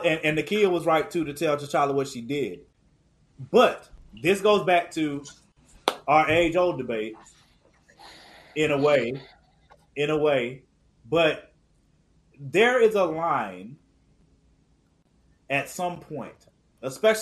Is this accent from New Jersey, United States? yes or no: no; Durham, North Carolina, United States; I'm from Durham, North Carolina.